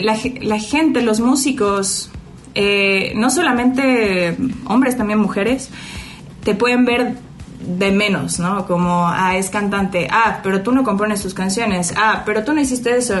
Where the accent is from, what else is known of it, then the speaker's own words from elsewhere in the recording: Mexico; also born or lived in Chile; crecí aquí